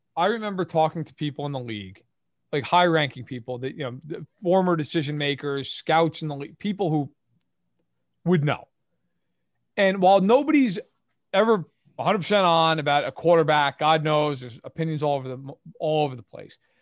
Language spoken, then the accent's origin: English; Livingston Manor, New York, United States; Grew up on Livingston Manor, New York, which is about ninety minutes outside of Manhattan